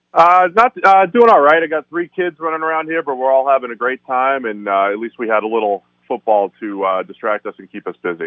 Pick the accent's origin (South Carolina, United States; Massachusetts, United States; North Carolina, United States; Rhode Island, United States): Massachusetts, United States; Boston; now in Cincinnati, United States; I'm from Boston initially